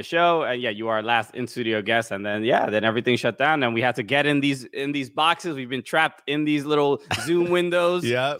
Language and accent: English; New York City, New York, United States; I'm from Brooklyn, New York